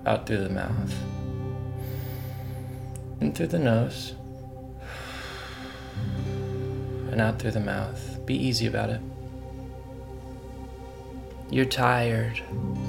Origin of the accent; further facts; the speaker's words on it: Texas, United States; I'm a Texan.